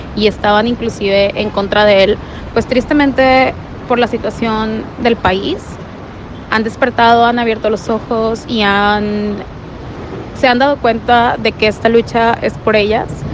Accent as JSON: {"language": "Spanish", "town": "Monterrey", "region": "Nuevo León", "country": "Mexico", "said": "tengo 25 años, soy de Monterrey"}